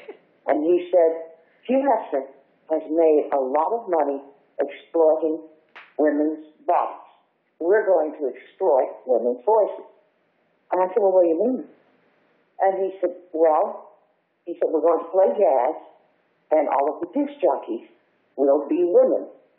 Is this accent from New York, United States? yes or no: no; Texas, United States; accent: Texas; Well, because I still had my Texas accent, which, by the way, I have never sought to lose.